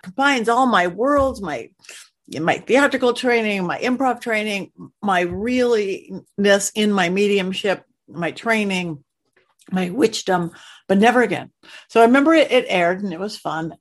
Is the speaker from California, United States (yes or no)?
yes; Los Angeles County, California, United States; I am a native Californian, born and raised in Los Angeles County, little beach girl